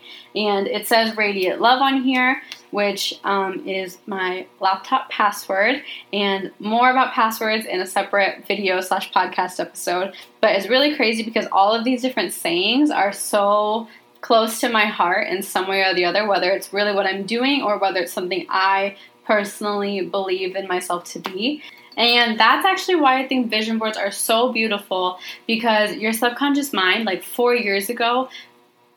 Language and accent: English; Arizona, United States; moved away as an adult; now in Washington, United States; I'm from Arizona, so we see mountains all the time